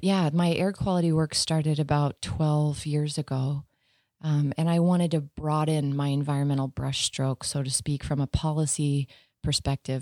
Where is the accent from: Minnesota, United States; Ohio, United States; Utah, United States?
Utah, United States; Sandy; also born or lived in Arizona; I grew up in Sandy.